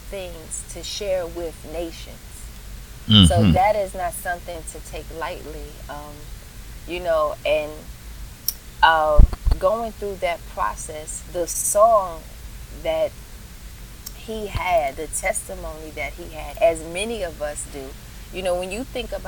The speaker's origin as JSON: {"language": "English", "region": "New York", "country": "United States", "said": "I was from New York"}